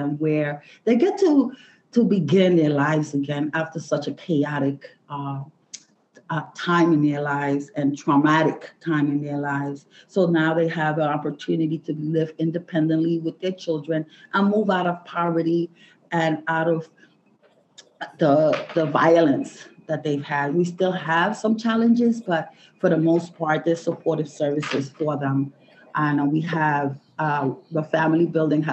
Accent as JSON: {"language": "English", "town": "Puerto Barrios", "region": "Izabal", "country": "Guatemala", "tie": "born or raised there", "moved": "yes", "lives_now": "New York, United States", "said": "I was born in Guatemala, Puerto Barrios, Guatemala. I migrated to the United States, New York in 1974"}